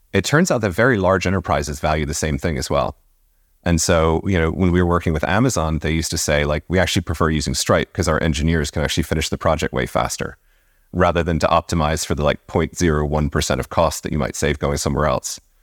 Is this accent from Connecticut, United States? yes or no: no; Virginia, United States; moved away as an adult; now in Dublin, Ireland; I was born in Virginia